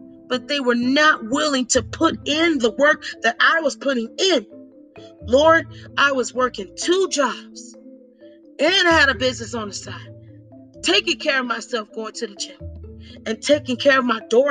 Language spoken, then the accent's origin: English; Orlando, Florida, United States; now in Tampa, United States; I was born and raised in Orlando, Florida